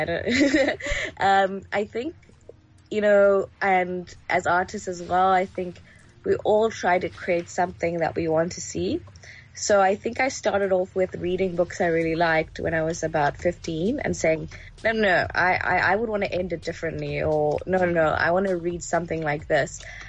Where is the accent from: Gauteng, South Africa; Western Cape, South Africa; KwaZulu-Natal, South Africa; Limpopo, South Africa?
Gauteng, South Africa; Johannesburg; also born or lived in Egypt / Nigeria; I grew up in Joburg in the late 90s. And along the way in my childhood, I traveled a lot, quite a few parts of Africa with my family. So I've lived in Egypt, Nigeria, among other places.